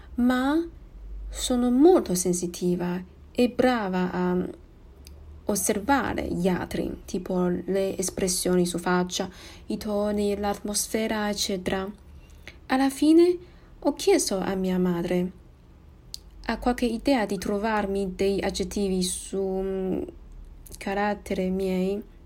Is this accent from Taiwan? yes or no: yes; Taiwan; Italian is a second language; sono di Taiwan